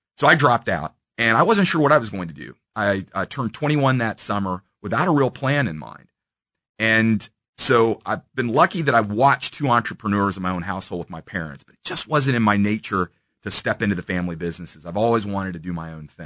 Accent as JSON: {"language": "English", "town": "Independence", "region": "Missouri", "country": "United States", "tie": "born or raised there", "said": "I grew up in Kansas City in Independence"}